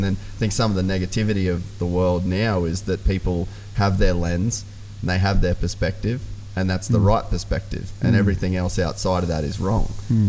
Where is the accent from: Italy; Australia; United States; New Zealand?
Australia; Cape York, Queensland; growing up in Cape York, I always had a real appreciation for small communities